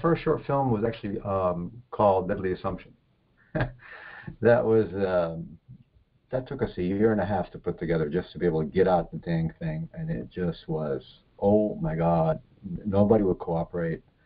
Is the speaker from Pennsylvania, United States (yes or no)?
no; New Jersey, United States; born or raised there; moved away as an adult; also born or lived in Egypt / California; now in Florida, United States